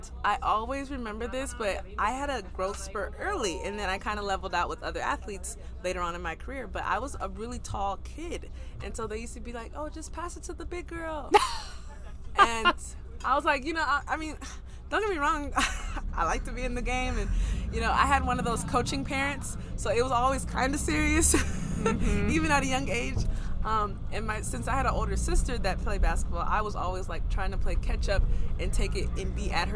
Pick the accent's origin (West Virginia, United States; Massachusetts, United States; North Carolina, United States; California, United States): California, United States; Los Angeles; moved away as an adult; also born or lived in Israel / Lugo, Spain; now in Madrid, Spain; born and raised in Los Angeles